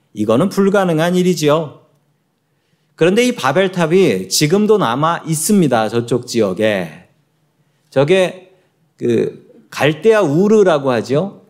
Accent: Seoul, South Korea; moved away as an adult; now in United States; 저도 한국에서 태어났고 이래봬도 서울 사람입니다.

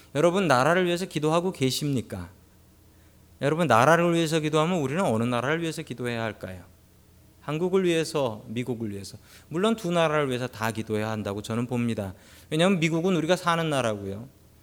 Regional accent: South Korea; now in United States

